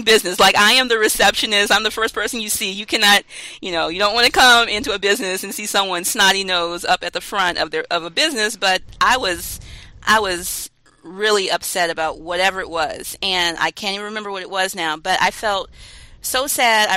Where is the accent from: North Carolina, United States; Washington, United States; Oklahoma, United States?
North Carolina, United States; I'm from North Carolina.